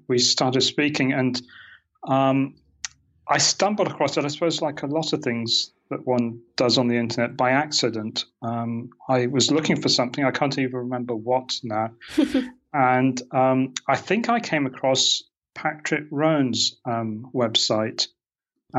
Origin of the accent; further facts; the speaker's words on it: United Kingdom; moved away as an adult; also born or lived in Portland, United States; now in Maui, United States; You can probably hear from my accent. That's not where I'm originally from. I'm originally from Britain.